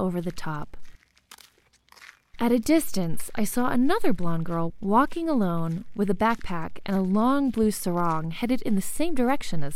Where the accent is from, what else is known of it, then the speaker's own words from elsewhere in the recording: United States; moved away as an adult; now in Mexico; Once I left my homeland, one that's hostile to women's bodies